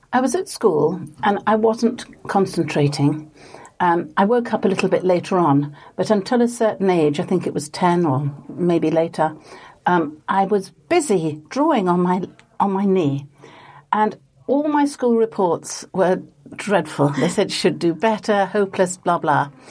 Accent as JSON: {"language": "English", "town": "Leeds", "region": "Yorkshire and the Humber", "country": "United Kingdom", "tie": "born or raised there", "said": "I was brought up in Leeds"}